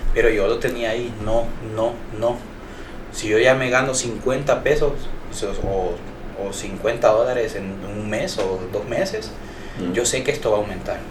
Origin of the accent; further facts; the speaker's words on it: Honduras; como decimos hondureños